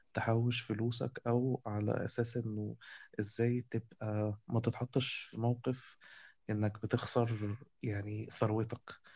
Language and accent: Arabic; Egypt; عندنا في مصر